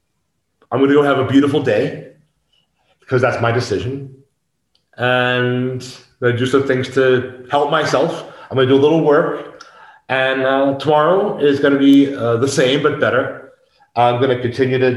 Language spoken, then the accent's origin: English; United States; moved away as an adult; now in Mexico; I couldn't return to the United States